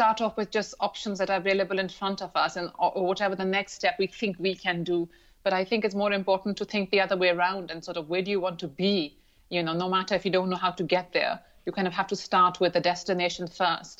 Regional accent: Lahore, Punjab, Pakistan; moved away; also born or lived in London / Dubai; I grew up in Lahore in Pakistan

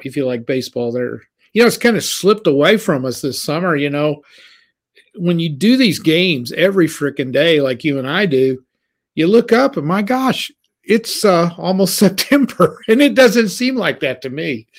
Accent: Missouri, United States; we're from Missouri.

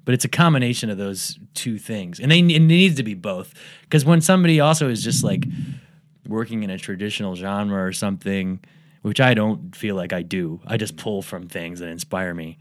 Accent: Medina, Ohio, United States; I'm from Medina, Ohio.

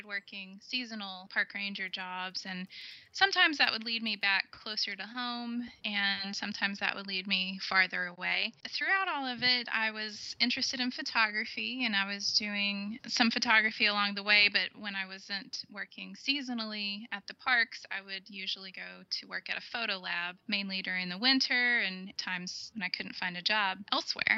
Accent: Texas, United States; moved away as an adult; I grew up in Texas

